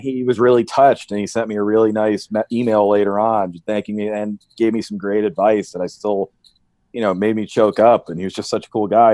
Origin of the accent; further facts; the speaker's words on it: New Hampshire, United States; moved away; I'm a hick from New Hampshire